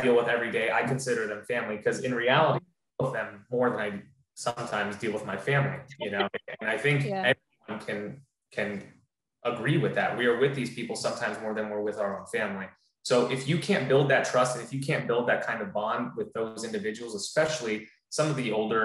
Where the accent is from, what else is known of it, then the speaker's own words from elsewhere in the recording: Florida, United States; also born or lived in New Jersey; I was born in New Jersey, but I've lived in Florida the majority of my life, so I'm a Floridian